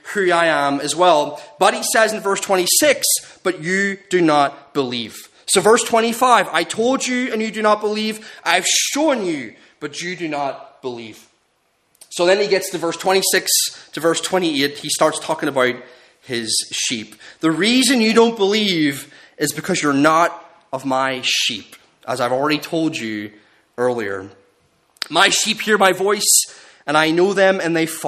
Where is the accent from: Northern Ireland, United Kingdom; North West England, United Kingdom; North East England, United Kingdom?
Northern Ireland, United Kingdom; growing up in Northern Ireland